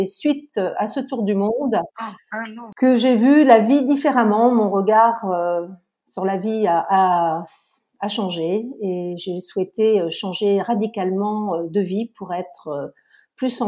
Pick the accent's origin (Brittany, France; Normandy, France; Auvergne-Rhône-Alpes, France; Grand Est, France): Brittany, France; Lorient; j'ai 58 ans, je suis originaire de Bretagne, je suis exactement euh, lorientaise.